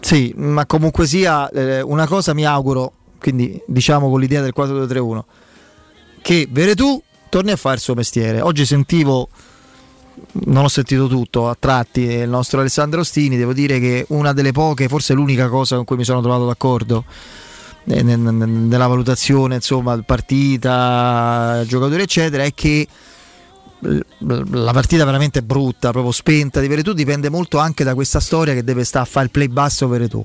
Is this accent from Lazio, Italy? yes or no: yes; Rome, Lazio, Italy; essendo romani